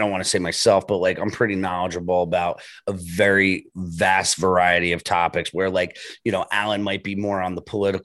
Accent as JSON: {"language": "English", "region": "New Jersey", "country": "United States", "said": "I'm from Jersey, so everything is like cutthroat because there's 1,000 of us in a square mile"}